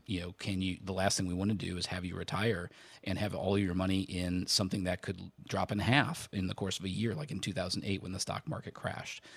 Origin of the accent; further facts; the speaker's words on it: Indiana, United States; I grew up in Indiana